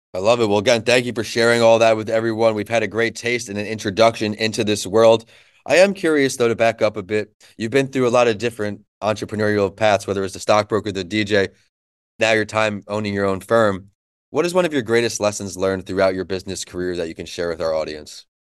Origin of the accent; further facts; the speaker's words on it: New York, United States; moved away as an adult; now in Florida, United States; where I grew up in New York